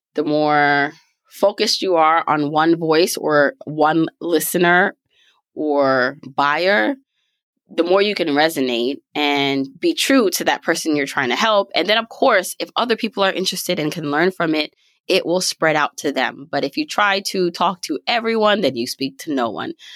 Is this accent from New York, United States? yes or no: yes; New York City, New York, United States; also born or lived in Jamaica; born in the beautiful island of Jamaica, raised in Brooklyn, New York